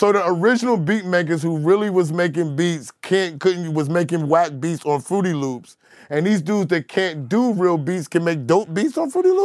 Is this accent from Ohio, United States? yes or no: no; New York City, New York, United States; I'm from South Jamaica, Queens